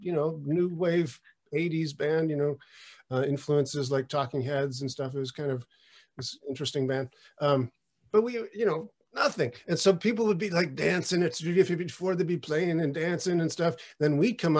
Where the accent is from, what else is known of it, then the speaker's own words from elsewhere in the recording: Buffalo, New York, United States; also born or lived in Brooklyn, New York; now in Catskills, United States; I am from Buffalo